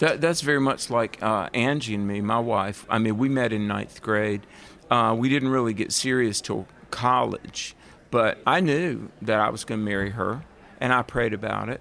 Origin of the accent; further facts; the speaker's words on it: the South, United States; accent: southern; I'm from the South.